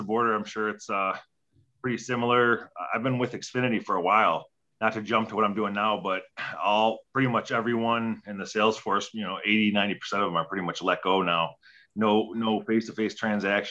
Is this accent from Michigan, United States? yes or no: yes; Detroit, Michigan, United States; growing up in Detroit